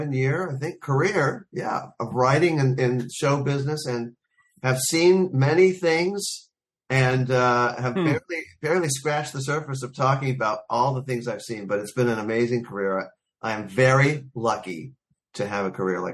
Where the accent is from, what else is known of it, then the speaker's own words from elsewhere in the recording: Los Angeles, California, United States; I was born and raised here in Los Angeles